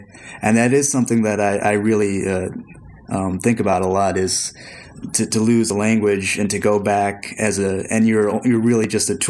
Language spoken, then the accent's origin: English; Lower Sioux Indian Reservation, Minnesota, United States; also born or lived in Philippines; In my hometown is the Lower Sioux Indian Reservation.